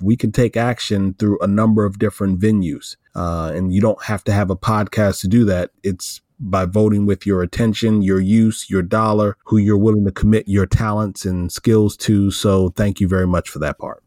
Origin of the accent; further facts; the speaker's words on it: Iowa, United States; moved away; from Iowa, a, a city about an hour, hour and a half from where I grew up in Iowa